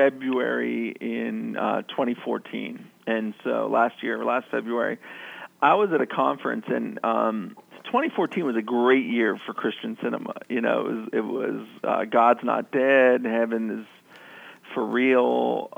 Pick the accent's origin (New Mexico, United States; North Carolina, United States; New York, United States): North Carolina, United States; my home state of North Carolina, where I was raised